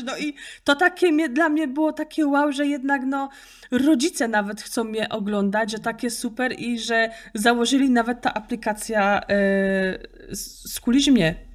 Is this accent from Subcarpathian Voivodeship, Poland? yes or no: no; Opole Voivodeship, Poland; accent: Silesian dialect (gwara, Opole); typowo to jest z opolskiego. Zawsze mnie mylą ze Śląska, bo niby Gotka jest tylko na Śląsku, ale w opolskim też się godo, typowo Górny Śląsk.